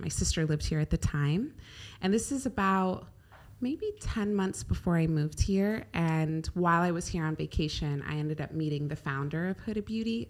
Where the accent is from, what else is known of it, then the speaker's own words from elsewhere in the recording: California, United States; now in Dubai, United Arab Emirates; I grew up in California